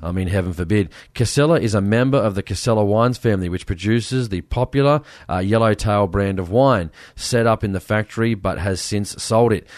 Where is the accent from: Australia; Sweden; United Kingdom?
Australia; Sydney, New South Wales; I come from Western Sydney